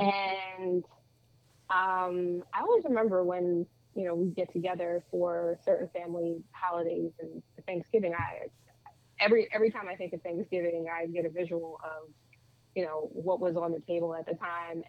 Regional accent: Lumberton, New Jersey, United States; I grew up in New Jersey, born and raised, I mean I did everything here.

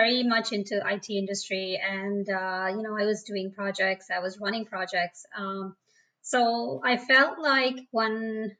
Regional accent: India; born there; Right. I was born in India. And I think everybody's aware it's a third world country.

